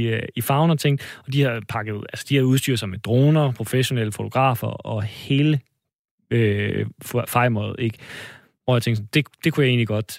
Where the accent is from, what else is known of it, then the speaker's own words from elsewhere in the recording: Odense, Southern Denmark, Denmark; vi er begge to fra Fyn. Vi er, begge to fra Odense, men, øh, men fra Fyn